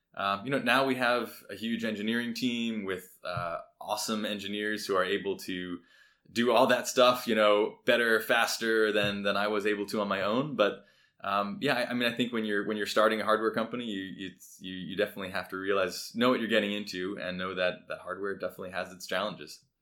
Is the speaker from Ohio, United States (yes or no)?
no; Providence, Rhode Island, United States; I grew up in Providence, Rhode Island, so not far away